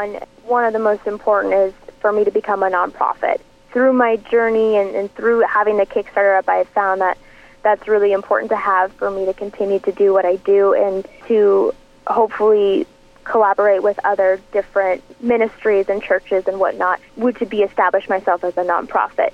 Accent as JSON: {"language": "English", "town": "Portland", "country": "United States", "tie": "born or raised there", "said": "this is my hometown"}